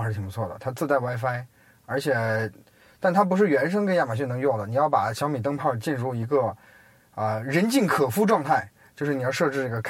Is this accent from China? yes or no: yes; China; 它可能对于我们中国人的声音来说都没什么。